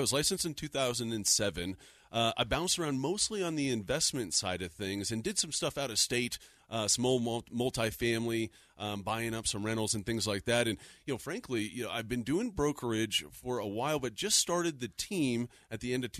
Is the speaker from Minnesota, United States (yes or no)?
no; Littleton, Colorado, United States; also born or lived in Denver, Colorado; now in Lakewood, United States; I was born and raised in Littleton.